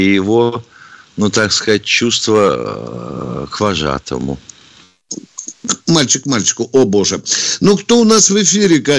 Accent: Moscow, Russia; Я, я, там, москвичка.

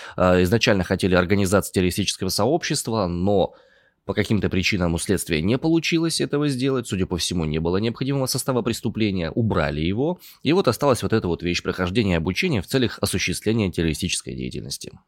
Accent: Omsk, Omsk Oblast, Russia; два сибиряка

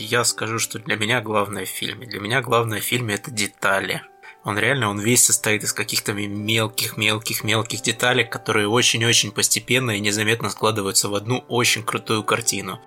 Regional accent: Krasnodar Krai, Russia; moved away; я сам с Кубани. Я туда катаюсь довольно часто

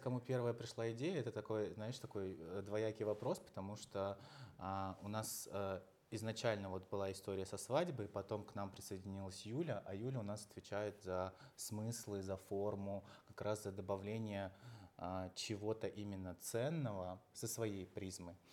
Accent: Uzbekistan; now in Russia; родился в Узбекистане, я сам, м, там вырос

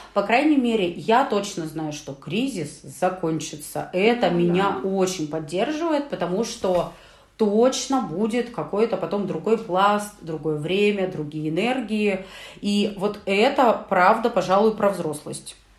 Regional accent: Urals, Russia; нас, уральцев

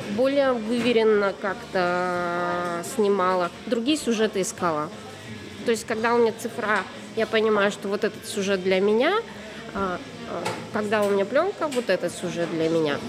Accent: Tyumen, Tyumen Oblast, Russia; Я же из Тюмени, я далеко.

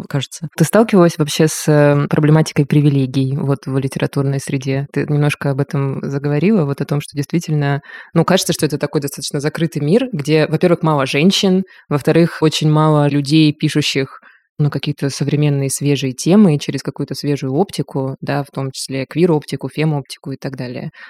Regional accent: Ust-Ilimsk, Irkutsk Oblast, Russia; now in Moscow, Russia; я родилась в Василимской Иркутской области. и сейчас живу в Москве.

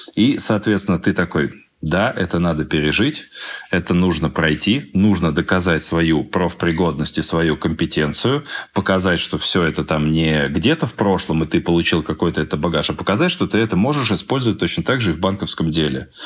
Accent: Moscow, Russia; also born or lived in Krasnoyarsk; Сам я москвич

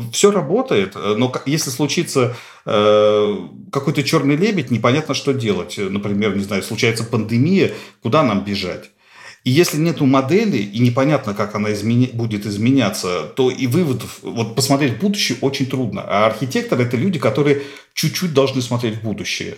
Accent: Nizhny Novgorod, Nizhny Novgorod Oblast, Russia; Нижний Новгород, откуда я родом

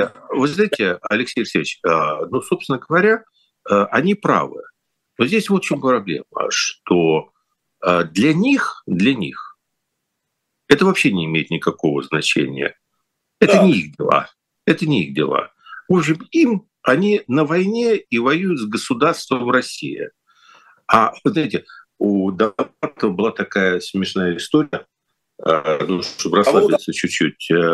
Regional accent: Kyiv, Ukraine; moved away; в Киев что для меня ну родной

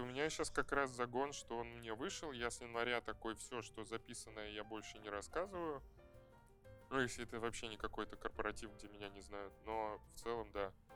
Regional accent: Saint Petersburg, Russia; moved away as an adult; now in Moscow, Russia; Я там прожил, я там родился и прожил

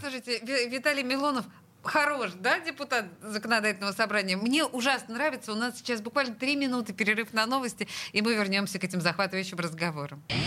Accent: Saint Petersburg, Russia; Я в пятом поколении петербурженка.

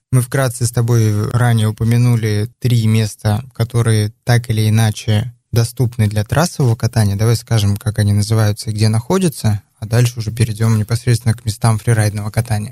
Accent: Chukotka Autonomous Okrug, Russia; moved away; also born or lived in Ufa, Bashkortostan; Я родился в Башкирии, в городе Уфа, но вырос на Чукотке

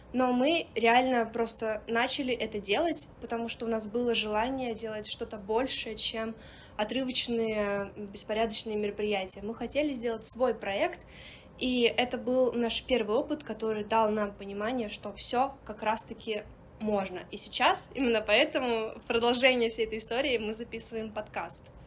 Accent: Murmansk, Murmansk Oblast, Russia; moved away as an adult; also born or lived in Saint Petersburg; я родилась в городе Мурманске

